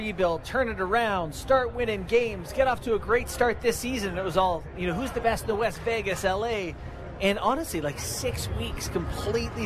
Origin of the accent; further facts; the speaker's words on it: Canada; as a Canadian